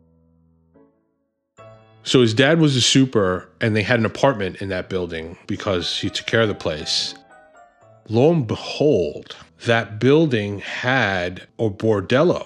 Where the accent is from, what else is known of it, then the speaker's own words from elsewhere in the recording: New York City, New York, United States; I grew up in the Bronx